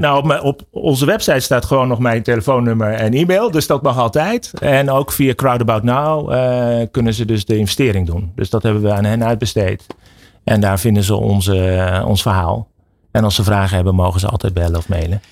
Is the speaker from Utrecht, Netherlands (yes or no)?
yes; Utrecht, Netherlands; we komen uit Utrecht